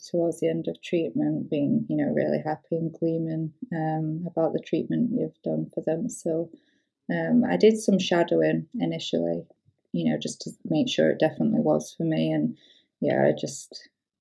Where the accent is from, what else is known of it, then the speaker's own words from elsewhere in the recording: York, Yorkshire and the Humber, United Kingdom; moved away as an adult; now in Edinburgh, United Kingdom; I'm from York, South Yorkshire